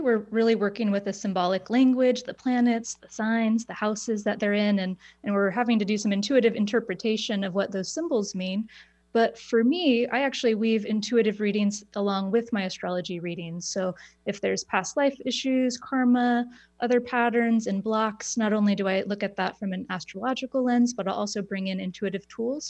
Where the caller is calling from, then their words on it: Portland, Oregon, United States; I'm in Portland, Oregon, so not too far.